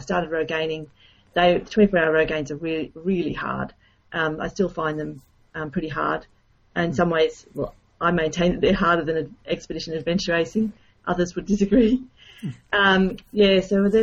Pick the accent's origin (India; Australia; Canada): Australia; Queensland; also born or lived in Norway; I grew up in Queensland in Australia.